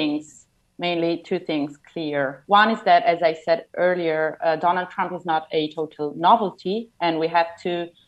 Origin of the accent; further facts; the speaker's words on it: Italy; growing up in Italy, most of us are kind of used to seeing religious symbols